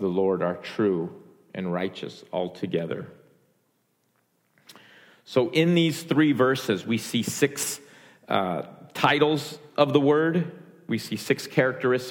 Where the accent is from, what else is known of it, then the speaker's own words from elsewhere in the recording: United States; identifying as an American. I'm born here, raised here